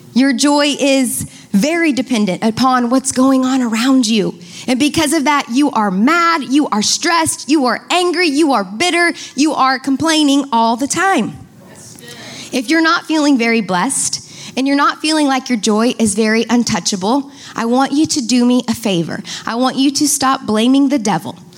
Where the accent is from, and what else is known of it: United States